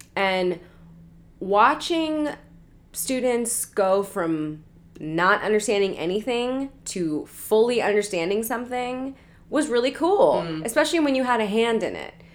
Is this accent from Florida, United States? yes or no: no; Portland, Oregon, United States; now in Los Angeles, United States; I'm from Portland, Oregon